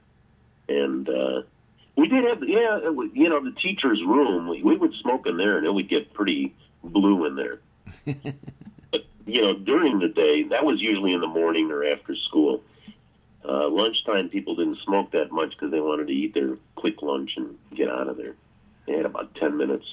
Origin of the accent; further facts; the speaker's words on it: Chicago, Illinois, United States; also born or lived in Astoria, New York; I was born in New York, in Astoria. And my parents dragged me to Chicago when I was 9 months old, 10 months old. So I don't have any New York accent. And I literally live in the same neighborhood since I was 5 years old